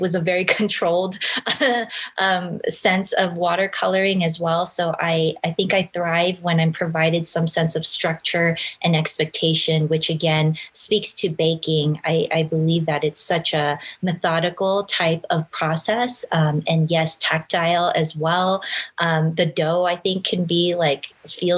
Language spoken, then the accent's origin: English; Los Angeles, California, United States; I grew up, was born and raised in Los Angeles